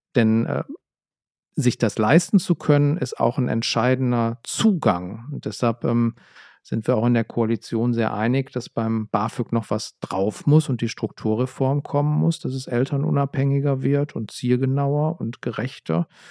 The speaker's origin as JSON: {"language": "German", "town": "Essen", "region": "North Rhine-Westphalia", "country": "Germany", "tie": "born or raised there", "said": "ich bin in Essen zur Schule gegangen und äh, in der Region"}